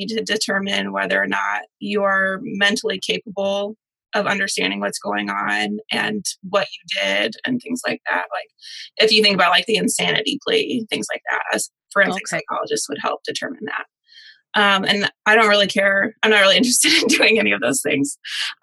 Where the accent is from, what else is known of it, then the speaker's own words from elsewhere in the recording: Michigan, United States; now in Nashville, United States; I'm originally from Michigan, which is why I don't have a Southern accent.